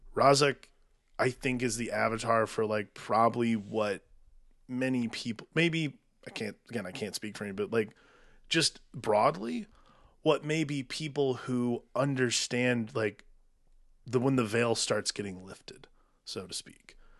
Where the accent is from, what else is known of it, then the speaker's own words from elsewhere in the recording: United States; I'm an American. I live in this country. I've never not lived in this country.